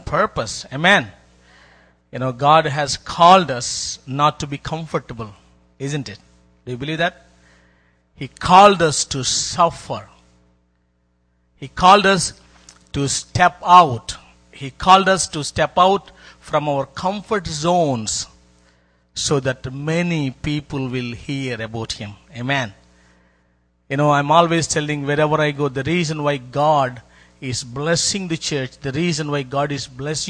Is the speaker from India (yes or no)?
yes; India; I came from India.